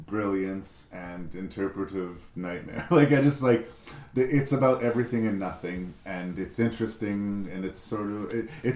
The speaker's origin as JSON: {"language": "English", "country": "Canada", "said": "I'm from Canada."}